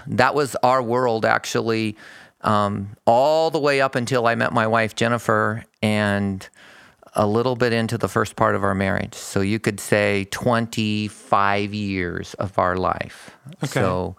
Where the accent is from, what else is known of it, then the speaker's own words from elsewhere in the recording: Phoenix, Arizona, United States; I grew up in down in Phoenix, pretty close to where I work. So I'm a native of Arizona. I'm used to the heat.